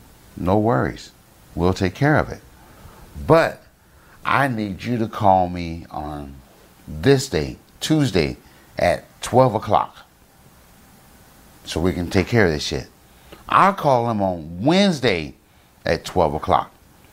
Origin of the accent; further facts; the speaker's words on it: Denver, Colorado, United States; fuck going to my hometown, Denver, Colorado, where I'm from, where my family's